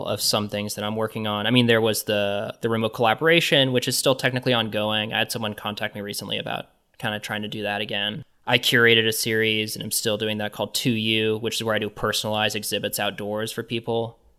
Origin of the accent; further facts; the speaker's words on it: Kansas City, Missouri, United States; So in growing up in Kansas City, I've been going to the Nelson Atkins Museum of Art forever, and that's been like really a place for me.